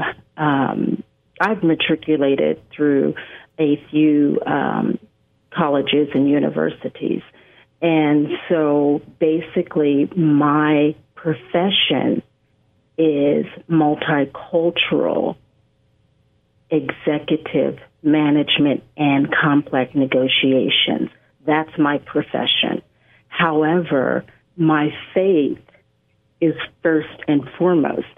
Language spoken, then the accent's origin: English; West Coast, United States; I hail from the West Coast